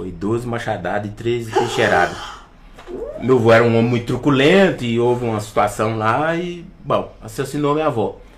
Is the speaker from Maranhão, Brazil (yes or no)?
no; São Paulo, Brazil; penso que eu fui criado na, em São Paulo, na, na periferia, né?